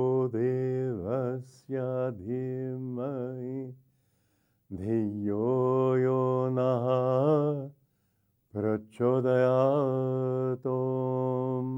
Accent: United States; also born or lived in India; now in Gurgaon, India; I'm not here as an American

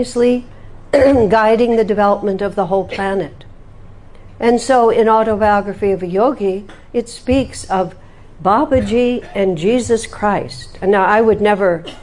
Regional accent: United States; I'm from America

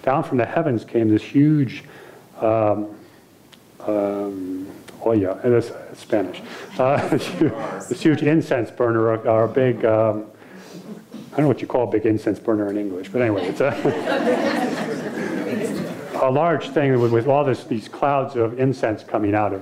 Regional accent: United States; being American

